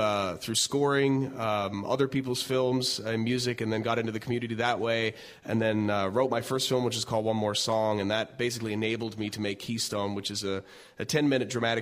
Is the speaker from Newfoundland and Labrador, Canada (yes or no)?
yes; Newfoundland and Labrador, Canada; I'm from Newfoundland